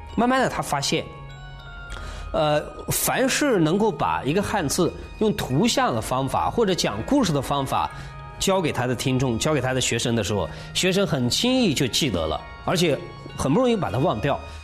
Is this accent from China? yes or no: yes; China